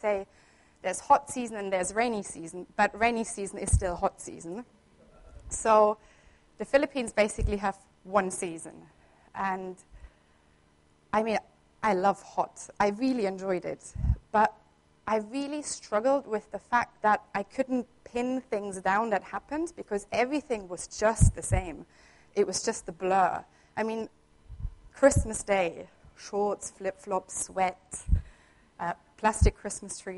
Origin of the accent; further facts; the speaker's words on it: Southern Germany, Germany; moved away as an adult; I grew up in Germany. I was born there, and I spent 20 years of my life there. And in Germany, where I'm from the south at least